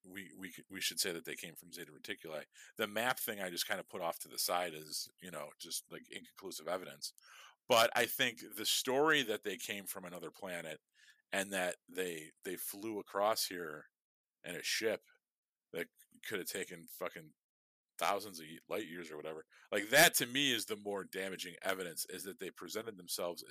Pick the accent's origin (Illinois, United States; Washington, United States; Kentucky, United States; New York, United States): Illinois, United States; Chicago; I am firmly from Chicago. You can hear it in my fucking accent